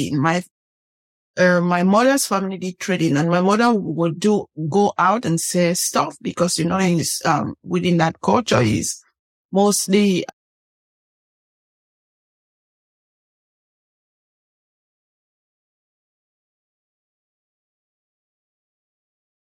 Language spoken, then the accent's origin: English; Northwest Region, Cameroon; moved away; I'm from Cameroon, the western part of, I would say central west part of Africa.